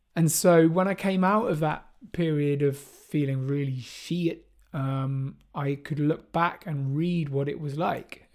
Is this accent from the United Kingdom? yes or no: yes; Bristol, South West England, United Kingdom; jungle and drum and bass music that I grew up with in Bristol